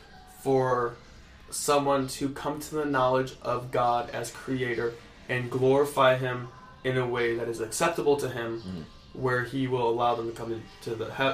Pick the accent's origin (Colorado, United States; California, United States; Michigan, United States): Michigan, United States; moved away; I'm from Michigan and 86 is like one of the hottest days of the summer for us